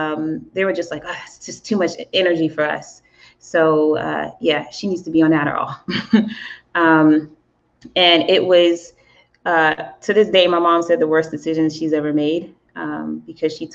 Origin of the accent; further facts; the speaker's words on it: the South, United States; I'm from the South